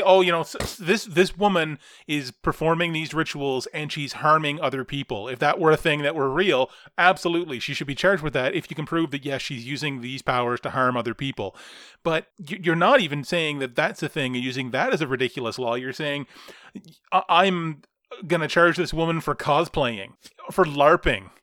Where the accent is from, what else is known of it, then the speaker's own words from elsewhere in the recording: Canada; as a Canadian.